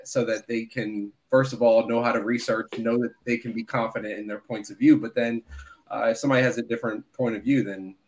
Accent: Philadelphia, Pennsylvania, United States; now in Arlington, United States; I'm from Philly

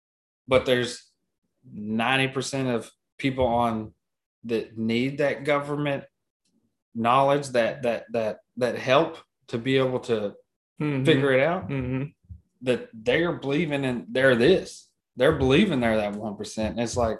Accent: Texas, United States

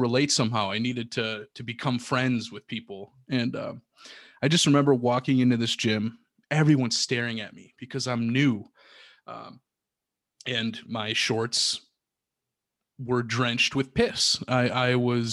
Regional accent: Milwaukee, Wisconsin, United States; also born or lived in Rib Lake, Wisconsin; I'm originally from Milwaukee

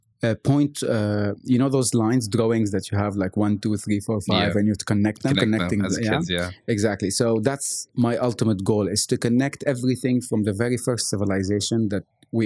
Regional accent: Lebanon; now in Bahrain; I'm from Lebanon originally. And I grew up in this Catholic house, Catholic school, the whole nine yards.

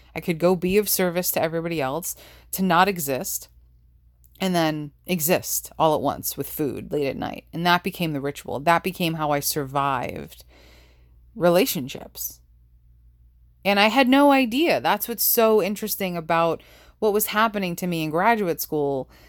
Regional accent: New York, United States; growing up in New York

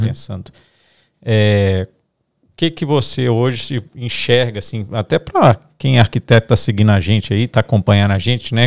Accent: Minas Gerais, Brazil; Nós somos aqui de Minas

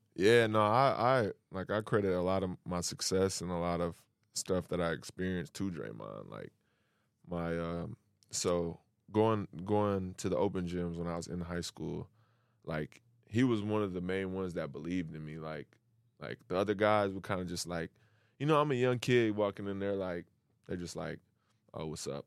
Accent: Lansing, Michigan, United States; moved away as an adult; now in Sydney, Australia; I grew up in, uh, Lansing, Michigan

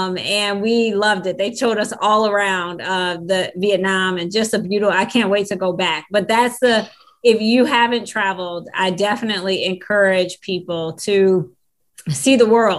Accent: Detroit, Michigan, United States; moved away as an adult; also born or lived in East Lansing, Michigan; now in Orlando, United States; I'm from Detroit, Michigan, born and raised. Then I went to Michigan State, go Green. Then I met my husband. We stayed there for almost 15 years or so. And then we quit our jobs and moved to Florida.

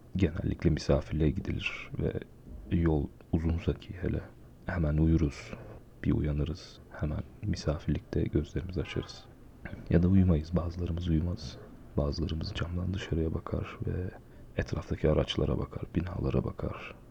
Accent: Aegean Region, Turkey; moved away; ben memleketimde e, Ege bölgesinde bir şehirde yaşıyorum.

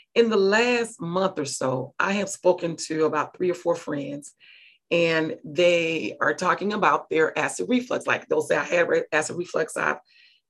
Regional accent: Mississippi, United States; I'm from Mississippi.

